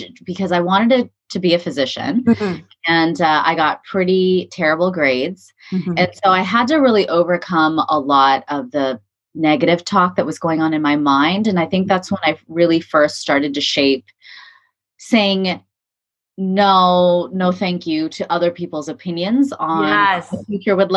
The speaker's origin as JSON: {"language": "English", "region": "California", "country": "United States", "tie": "born or raised there", "said": "I was born and raised in California"}